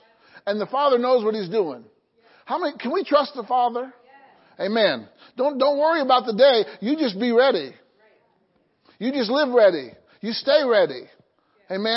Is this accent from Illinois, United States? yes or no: yes; Illinois, United States; my hometown in Illinois